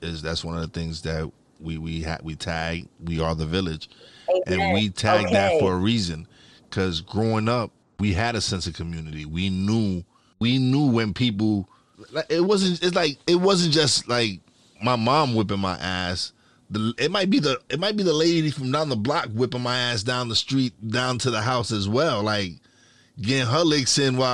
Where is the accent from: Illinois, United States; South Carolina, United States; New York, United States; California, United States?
New York, United States; Brooklyn; now in Pennsylvania, United States; growing up in Brooklyn, it was community